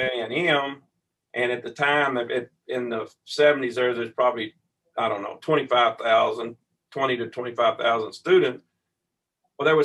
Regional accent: Ferris, Texas, United States; Growing up in Ferris

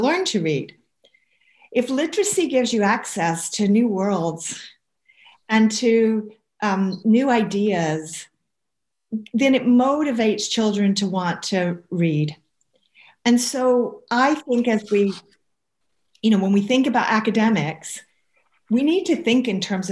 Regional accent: the southern states of America, United States; accent: southern; moved away as an adult; now in Scotland, United Kingdom; I spent quite a lot of my childhood in the southern states of America, and that will be obvious from my accent

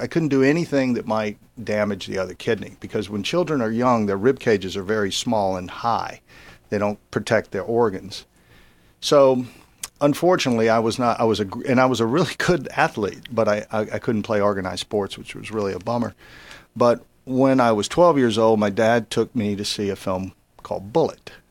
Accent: Baton Rouge, Louisiana, United States; moved away as an adult; I grew up in Baton Rouge

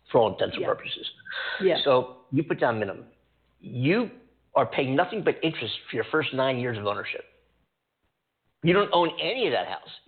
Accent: East Coast, United States; also born or lived in New York City; now in California, United States; I live in California. I came from the East Coast. I lived in New York City

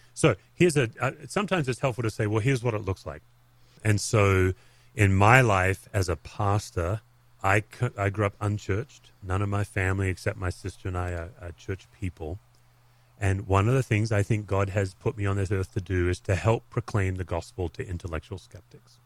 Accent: Australia; as an Aussie

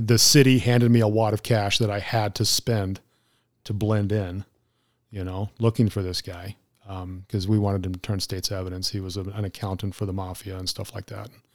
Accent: Arizona, United States; as a native Arizonan

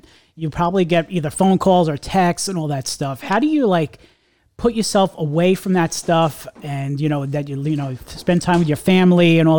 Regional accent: Long Island, New York, United States; I'm a New Yorker too. I'm from Long Island myself

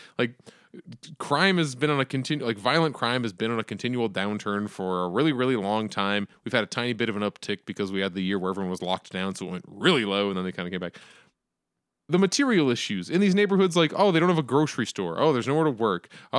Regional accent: Arizona, United States; I, as an Arizonan, have opinions. I, as an American, have opinions.

